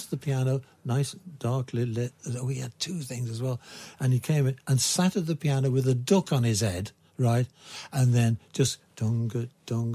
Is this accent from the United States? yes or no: no; Liverpool, North West England, United Kingdom; I am from the centre of the universe, Liverpool